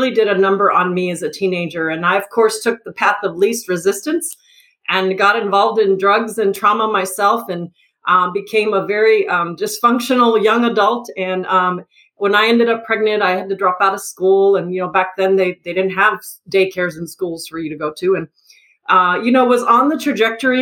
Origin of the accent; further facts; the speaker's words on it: El Paso, Texas, United States; So I'm actually originally from El Paso. I was born in El Paso, so I'm a border town girl.